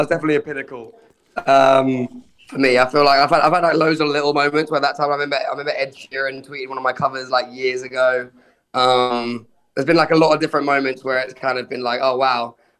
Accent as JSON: {"language": "English", "town": "Brighton", "region": "South East England", "country": "United Kingdom", "tie": "born or raised there", "said": "I grew up in Brighton"}